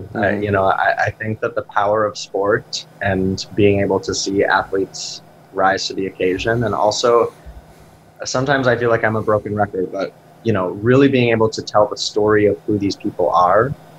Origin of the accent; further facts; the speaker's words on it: Rocky Mountains, United States; And I'm from, I grew up in the Rockies.